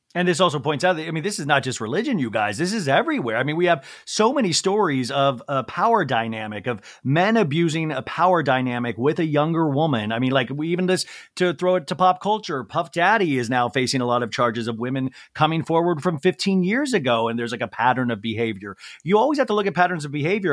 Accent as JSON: {"language": "English", "town": "Olathe", "region": "Kansas", "country": "United States", "tie": "born or raised there", "moved": "yes", "said": "I grew up in Olathe, Kansas."}